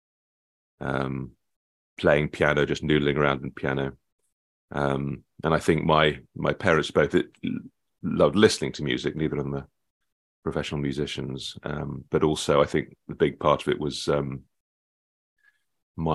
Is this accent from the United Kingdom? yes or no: yes; Nottingham, East Midlands, United Kingdom; when I was growing up in Nottingham